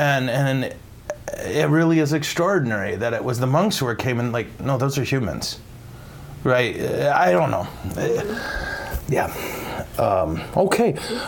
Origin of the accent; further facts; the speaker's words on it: England, United Kingdom; Early Merry Christmas greetings from England. I'm from England.